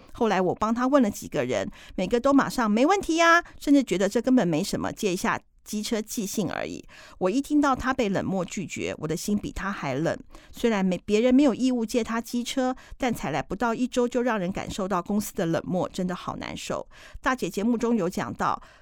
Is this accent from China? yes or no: no; Taiwan; 我们台湾的花农跟台湾的小农